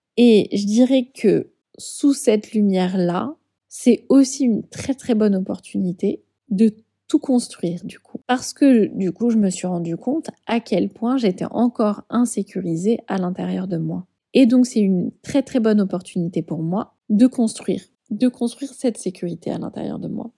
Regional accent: Bordeaux, Nouvelle-Aquitaine, France; moved away as an adult; also born or lived in Paris / Île de Ré; je suis bordelaise, mais ça fait 11 ans que je vivais à Paris.

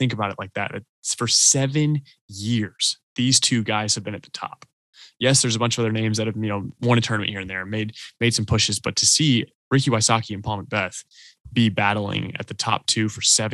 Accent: Atlanta, Georgia, United States; We're all from Atlanta here

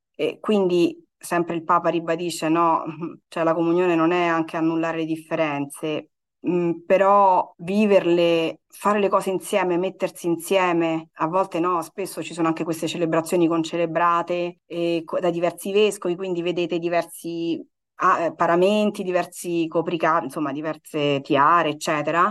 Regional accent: Rome, Lazio, Italy; moved away as an adult; now in Nazareth, Israel; Io vengo da Roma

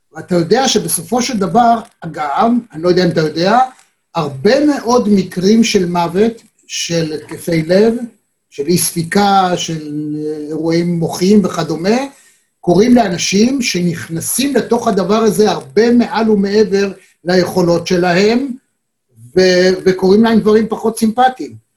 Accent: Israel; אנחנו ישראלים

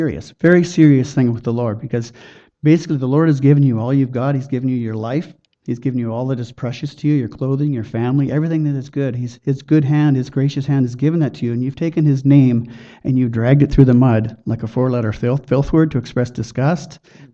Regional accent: Chilliwack, British Columbia, Canada; I'm from Chilliwack

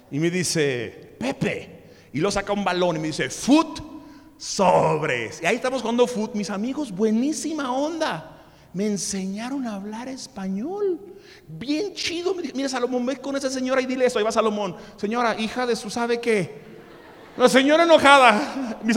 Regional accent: Mexico; also born or lived in United States; Y, entonces yo no podía trabajar porque, bueno, sí saben que yo nací en Estados Unidos, ¿verdad?

